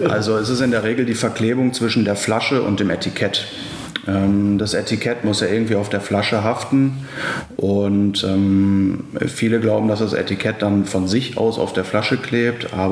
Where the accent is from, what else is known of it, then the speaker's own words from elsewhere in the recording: Essen, North Rhine-Westphalia, Germany; now in Düsseldorf, Germany; ich bin 26 Jahre alt, gebürtiger Ruhrgebietler aus Essen, auch hier, wo das Unternehmen ähm, einen Standpunkt hat oder das die, die Zentrale ist, wohne mittlerweile in Düsseldorf